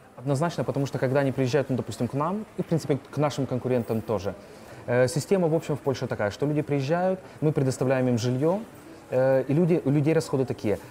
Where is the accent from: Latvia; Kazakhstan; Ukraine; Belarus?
Ukraine; Kherson, Kherson Oblast; moved away as an adult; also born or lived in Dnipro; now in Poland; я сам из Украины, я с Херсона, обычный парень. И я также люблю Украину, это моя родина. Херсон моя родина, Днепр моя родина